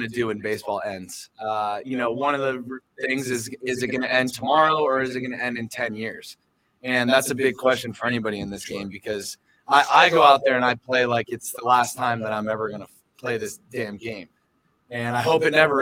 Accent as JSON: {"language": "English", "town": "San Diego", "region": "California", "country": "United States", "tie": "born or raised there", "moved": "yes", "lives_now": "Phoenix, United States", "said": "I grew up in San Diego, and so I was a beach bum"}